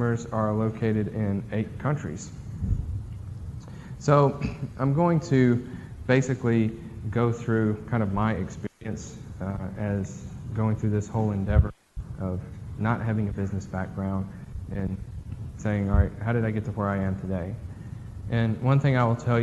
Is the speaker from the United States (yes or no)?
yes; Amory, Mississippi, United States; also born or lived in Starkville, Mississippi; I'm from Amory originally. I graduated in 2000 from Amory High School